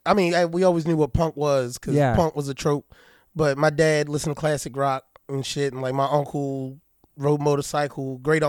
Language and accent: English; Turner Station, Maryland, United States; also born or lived in Rosedale, Maryland; I'm from originally from Turner Station, which is like the oldest black settlement in Baltimore County. They moved us out of Turner's to Rosedale, which is only about 20 minutes away.